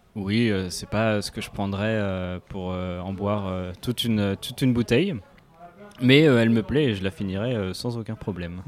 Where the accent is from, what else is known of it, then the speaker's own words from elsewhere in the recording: Paris, Île-de-France, France; je suis parisien